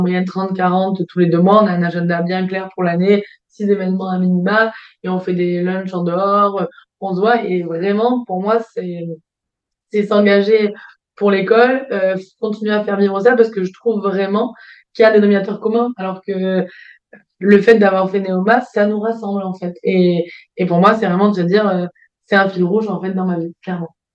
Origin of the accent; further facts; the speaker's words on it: Provence-Alpes-Côte d'Azur, France; moved away; also born or lived in Paris / Brussels; je suis originaire du sud de la France, en PACA